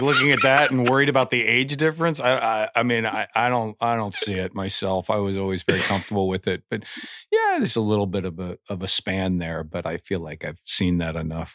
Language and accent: English; Indiana, United States; moved away; I'm from Indiana originally.